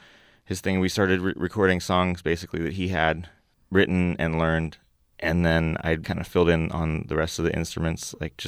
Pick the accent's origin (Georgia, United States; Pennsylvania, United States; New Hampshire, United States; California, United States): California, United States; Oakland; also born or lived in Berkeley; I was born in Berkeley, but I've always lived in Oakland.